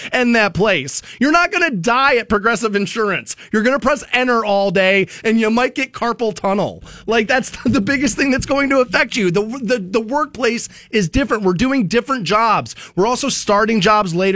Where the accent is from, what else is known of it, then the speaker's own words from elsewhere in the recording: Aurora Shores, Ohio, United States; I grew up in Aurora Shores.